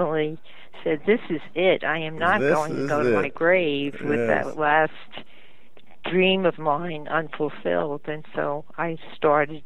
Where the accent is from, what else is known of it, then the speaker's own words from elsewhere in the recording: Paterson, New Jersey, United States; I was born in Patterson, and I lived in Patterson for 21 years